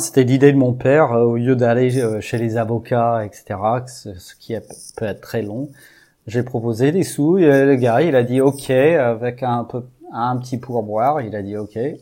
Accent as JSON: {"language": "French", "town": "Houston", "region": "Texas", "country": "United States", "tie": "born or raised there", "second_language": "French", "moved": "as an adult", "lives_now": "Brittany, France", "said": "j'ai grandi au Texas, à Houston. Donc, en fait, ça, fait que sept ans que je suis en Bretagne"}